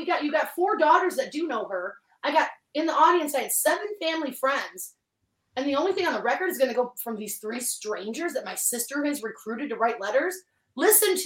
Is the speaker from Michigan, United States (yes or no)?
yes; Detroit, Michigan, United States; I'm from Detroit, Michigan, so I'm from the hood